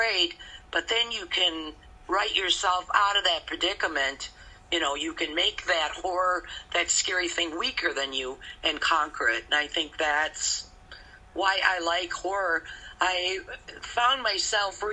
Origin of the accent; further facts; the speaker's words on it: Wisconsin, United States; We said, Wisconsin